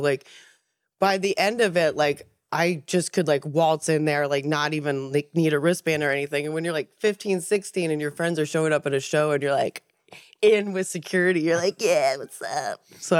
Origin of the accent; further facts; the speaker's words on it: central Pennsylvania, United States; now in Maine, United States; I'm from Pennsylvania, central Pennsylvania.